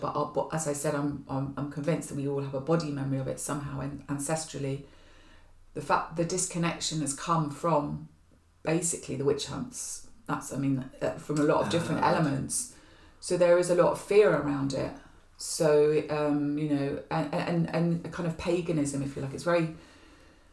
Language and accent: English; near Glastonbury, South West England, United Kingdom; now in Hackney, London, United Kingdom; I was born near Glastonbury, so there was something about going back to my roots